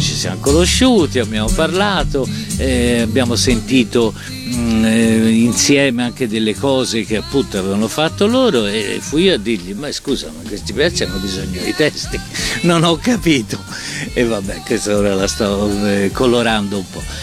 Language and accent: Italian; Florence, Tuscany, Italy; now in Rome, Italy; Io sono fiorentino, però a Roma da tanti anni